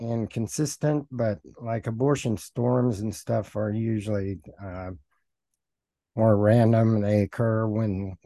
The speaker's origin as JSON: {"language": "English", "region": "Oklahoma Panhandle", "country": "United States", "tie": "born or raised there", "also_born_or_lived": "Hugoton, Kansas", "moved": "yes", "said": "I grew up in the Oklahoma Panhandle"}